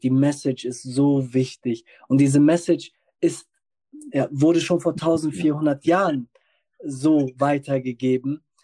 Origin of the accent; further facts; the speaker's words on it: the North, Northern Germany, Germany; ich komme aus dem Norden